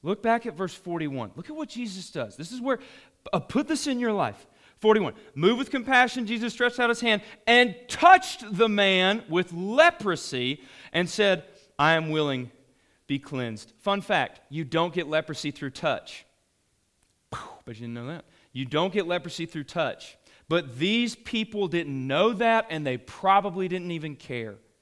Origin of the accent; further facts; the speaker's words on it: the South, United States; we're from the South